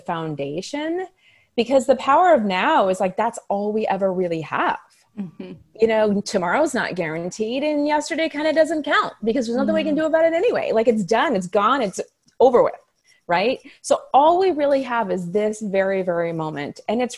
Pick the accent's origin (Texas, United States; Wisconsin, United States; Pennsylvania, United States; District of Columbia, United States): Pennsylvania, United States; moved away as an adult; also born or lived in New York City; I'm originally from Pennsylvania and I grew up in a small town.